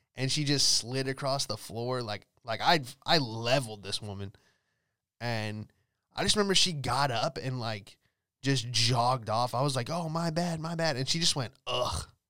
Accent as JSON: {"language": "English", "town": "Los Angeles", "region": "California", "country": "United States", "moved": "as an adult", "lives_now": "Florida, United States"}